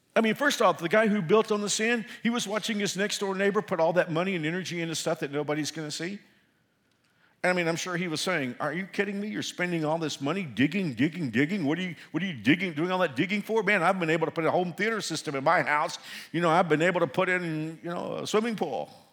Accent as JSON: {"language": "English", "town": "Fort Worth", "region": "Texas", "country": "United States", "tie": "born or raised there", "moved": "yes", "said": "I'm from Fort Worth"}